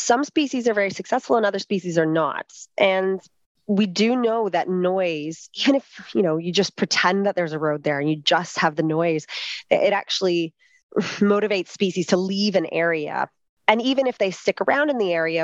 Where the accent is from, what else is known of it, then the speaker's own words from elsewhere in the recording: Canada; now in Australia; I'm Canadian